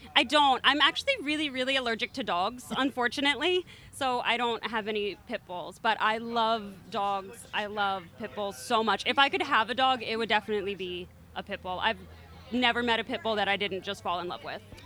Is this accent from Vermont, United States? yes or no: no; Philadelphia, Pennsylvania, United States; I'm from Philly